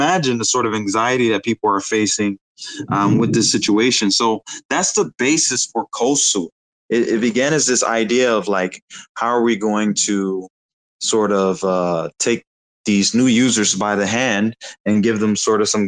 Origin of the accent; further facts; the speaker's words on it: Detroit, Michigan, United States; now in Bali, Indonesia; I'm from Detroit, Michigan, USA, currently residing in Bali, Indonesia